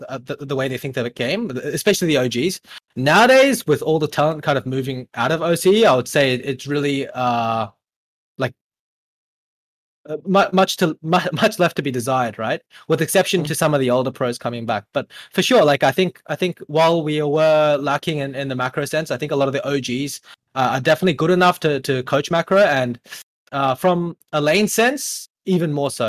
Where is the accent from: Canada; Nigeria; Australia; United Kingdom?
Australia; born or raised there; also born or lived in Korea